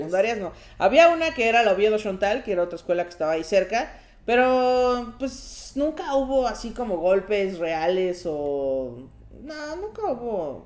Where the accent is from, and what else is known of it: Coacalco, State of Mexico, Mexico; born or raised there